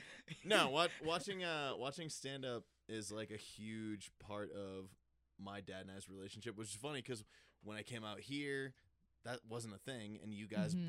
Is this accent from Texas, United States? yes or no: no; Sandwich, Massachusetts, United States; now in Steamboat Springs, United States; I'm from Sandwich, Massachusetts.